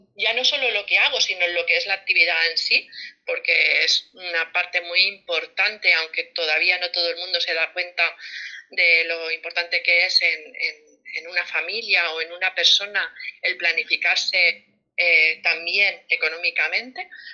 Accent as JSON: {"language": "Spanish", "town": "Barcelona", "region": "Catalonia", "country": "Spain", "moved": "yes", "lives_now": "Las Palmas de Gran Canaria, Spain", "said": "soy de Barcelona, aunque vivo en Las Palmas de Gran Canaria"}